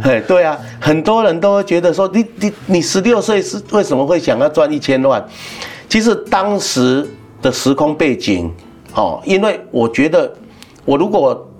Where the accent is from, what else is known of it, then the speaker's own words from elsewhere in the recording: Yunlin County, Taiwan; moved away; also born or lived in Taipei / Taichung; 像我们云林人啊，出来外面工作啊